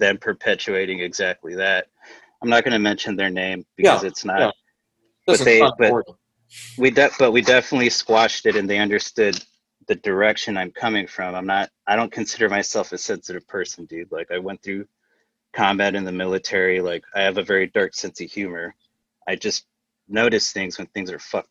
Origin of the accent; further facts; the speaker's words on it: South Texas, United States; I grew up in South Texas